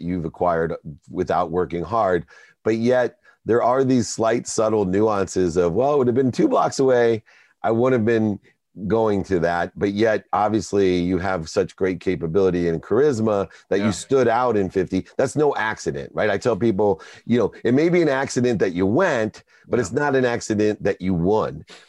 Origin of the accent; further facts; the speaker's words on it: San Diego, California, United States; Tony Hawk and I grew up together in San Diego. We're the exact same age.